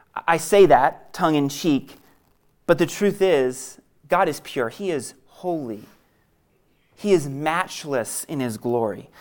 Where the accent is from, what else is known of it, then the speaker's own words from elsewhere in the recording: New England, United States; I grew up in New England, and growing up in New England, I was bred to be a Red Sox fan